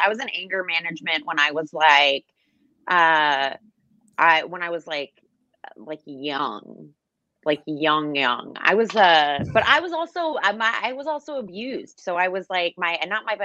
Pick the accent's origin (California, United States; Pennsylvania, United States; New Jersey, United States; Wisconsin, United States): New Jersey, United States; I'm from Jersey